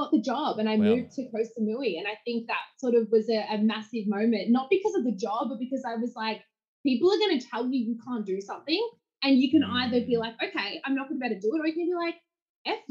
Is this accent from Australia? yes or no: yes; Geelong, Victoria, Australia; I grew up in Geelong, right? So it was like a small country town.